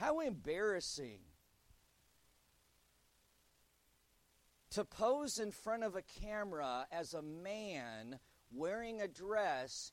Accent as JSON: {"language": "English", "country": "United States", "said": "As an American"}